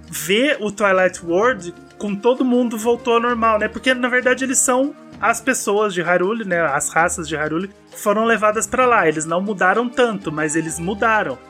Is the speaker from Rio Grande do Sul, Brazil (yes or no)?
no; Minas Gerais, Brazil; eu sou mineiro, eu chamo todo mundo de Fi